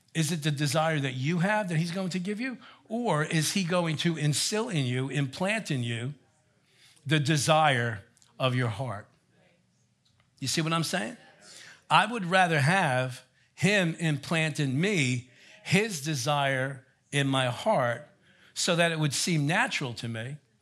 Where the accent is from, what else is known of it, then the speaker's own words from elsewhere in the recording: Elizabeth, New Jersey, United States; also born or lived in Colonia, New Jersey; I grew up in Elizabeth, New Jersey